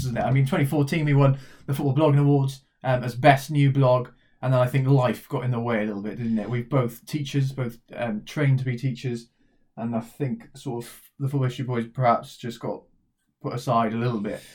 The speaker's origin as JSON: {"language": "English", "area": "Welsh", "region": "Wales", "country": "United Kingdom", "said": "we are Welsh"}